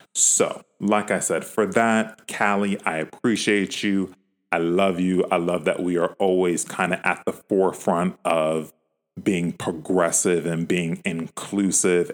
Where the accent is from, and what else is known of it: California, United States